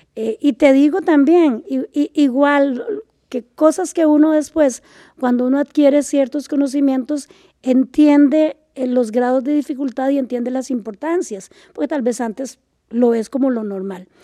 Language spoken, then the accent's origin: Spanish; Liberia, Guanacaste, Costa Rica; moved away as an adult; also born or lived in San José; yo pasé mi niñez y, mi adolescencia en Liberia, ¿verdad? En Liberia